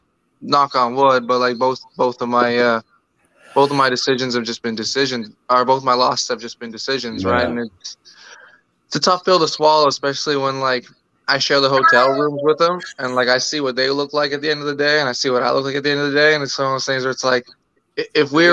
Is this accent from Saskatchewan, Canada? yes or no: no; Toronto, Ontario, Canada; I grew up in Rexdale